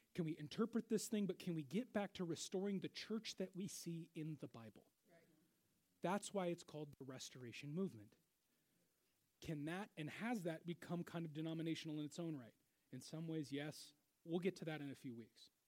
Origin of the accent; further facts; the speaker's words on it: Seattle, Washington, United States; moved away as an adult; now in Wichita, United States; I grew up in Seattle